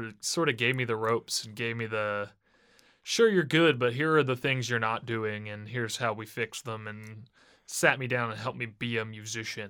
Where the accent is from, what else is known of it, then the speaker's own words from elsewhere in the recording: Cincinnati, Ohio, United States; moved away as an adult; also born or lived in Boston; now in Nashville, United States; I'm from Cincinnati